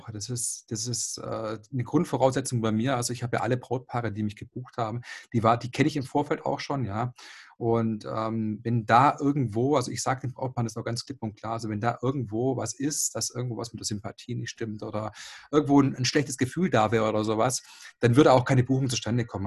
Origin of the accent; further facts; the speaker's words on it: Esslingen am Neckar, Baden-Württemberg, Germany; 36 Jahre alt, komme aus Esslingen am Neckar